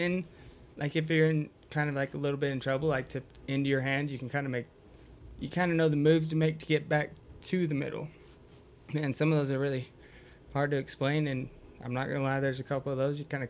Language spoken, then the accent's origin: English; Idaho, United States; we're all from Idaho